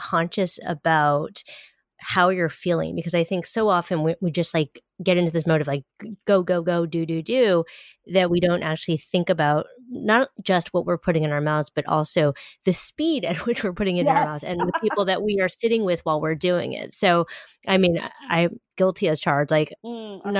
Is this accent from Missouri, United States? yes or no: no; New York, United States; I'm like a New Yorker